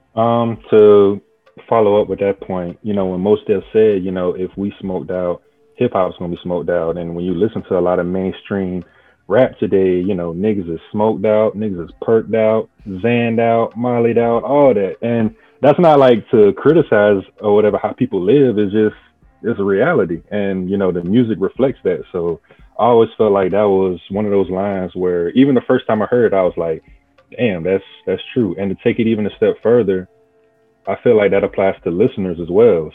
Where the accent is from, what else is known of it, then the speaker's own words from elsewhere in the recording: South Carolina, United States; I'm from South Carolina.